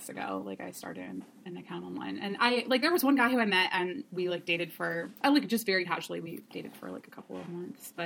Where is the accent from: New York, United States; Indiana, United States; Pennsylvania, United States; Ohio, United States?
Ohio, United States; Cleveland; moved away as an adult; I'm from Cleveland, but I moved back home, you know, a year and a half ago